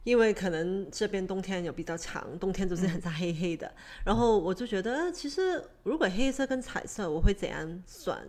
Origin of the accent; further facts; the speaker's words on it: Hong Kong; 因为我从香港来，我就对这呃奶港式奶茶会 picky。